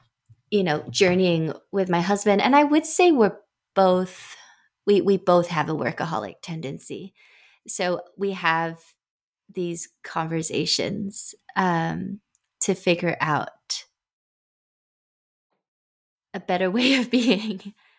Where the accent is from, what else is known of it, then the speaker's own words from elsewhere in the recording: England, United Kingdom; I feel like that I'm English and Chinese. {S0} Yeah. {S1} Like in how I grew up, there was always that interplay.